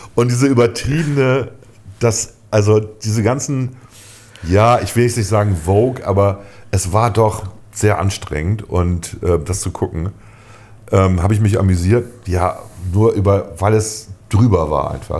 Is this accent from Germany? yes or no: yes; Germany; als Deutsche